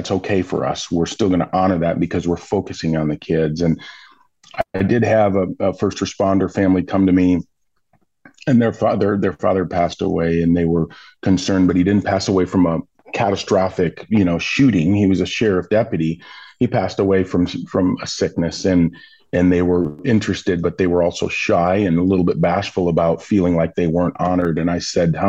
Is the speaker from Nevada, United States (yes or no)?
no; Milwaukee, Wisconsin, United States; I grew up in Milwaukee